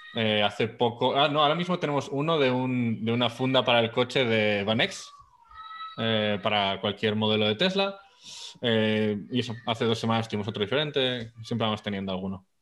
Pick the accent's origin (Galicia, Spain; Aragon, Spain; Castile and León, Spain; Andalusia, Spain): Aragon, Spain; Zaragoza; yo soy de Zaragoza.